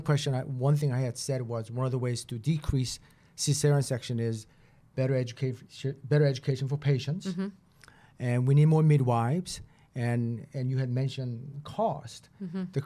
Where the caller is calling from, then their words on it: Boston, Massachusetts, United States; I mean, I'm talking from Boston.